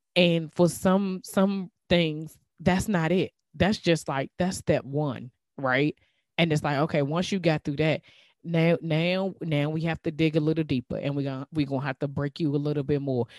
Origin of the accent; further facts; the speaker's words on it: DMV, United States; accent: DMV; my DMV accent